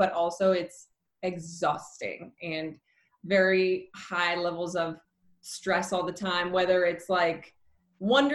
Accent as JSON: {"language": "English", "town": "Salt Lake City", "region": "Utah", "country": "United States", "tie": "born or raised there", "said": "I grew up in Salt Lake City, Utah."}